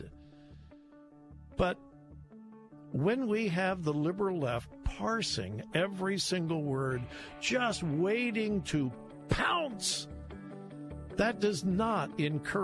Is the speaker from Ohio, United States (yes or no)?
no; Compton, California, United States; I grew up in Southern California. I graduated from high school in Compton, California